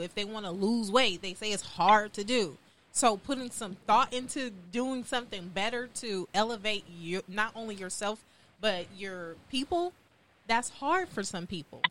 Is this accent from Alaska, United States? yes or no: no; Compton, California, United States; now in Houston, United States; I'm from Compton, California, but I currently reside in Houston, Texas